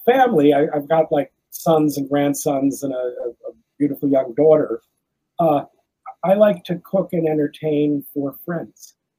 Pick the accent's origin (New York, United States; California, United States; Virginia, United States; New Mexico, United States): California, United States; Los Angeles; moved away as an adult; also born or lived in France; I was a Jew from Crenshaw.